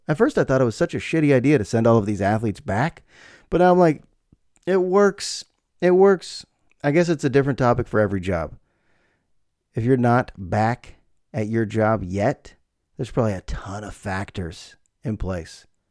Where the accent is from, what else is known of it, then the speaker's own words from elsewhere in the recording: United States; also born or lived in Bay Area, California; my life as an American living in the Bay Area